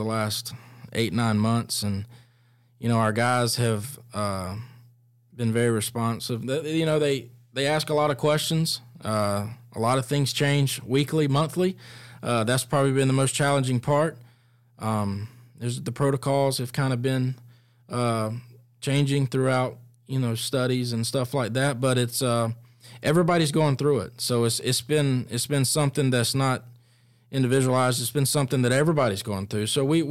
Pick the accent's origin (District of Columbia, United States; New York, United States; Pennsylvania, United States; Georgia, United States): Georgia, United States; Fitzgerald; I'm from Fitzgerald, Georgia.